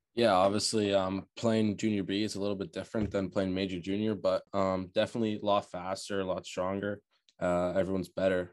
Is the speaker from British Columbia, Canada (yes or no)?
no; Burlington, Ontario, Canada; also born or lived in Oakville, Ontario; now in Charlottetown, Canada; I was born in Oakville, um, sadly, parents split up around when I was eight years old, moved to Burlington